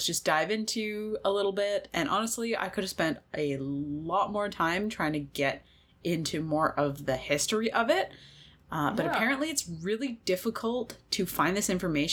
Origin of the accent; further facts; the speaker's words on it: Canada; the social context that I'm growing up in Canada